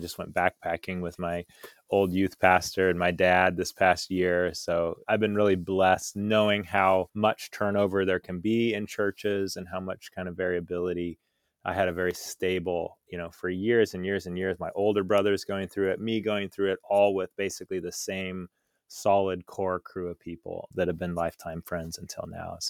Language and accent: English; Folsom, California, United States; Growing up, I grew up in Northern California in near Sacramento in a town called Folsom, and I had three brothers.